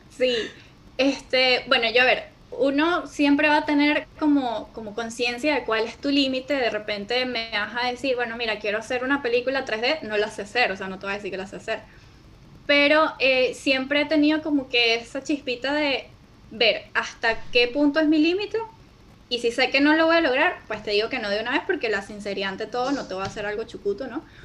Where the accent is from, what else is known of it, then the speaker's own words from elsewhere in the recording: Venezuela; soy venezolana